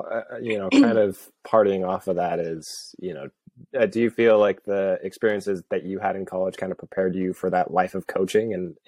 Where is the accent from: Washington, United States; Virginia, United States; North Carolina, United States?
Washington, United States; Seattle; born there; I mean, I was born in Seattle and I felt like as soon as I moved down here, it's like, yeah, I'm never going back.